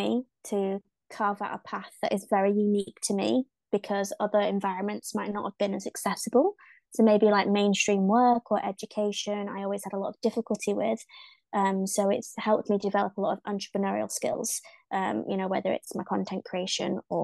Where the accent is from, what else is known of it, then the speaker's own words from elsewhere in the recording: the north of England, United Kingdom; accent: north of England; I am from the UK. Not just London, so my accent might sound a little bit funny because it's actually from the north of England, where we've got lots of farmland.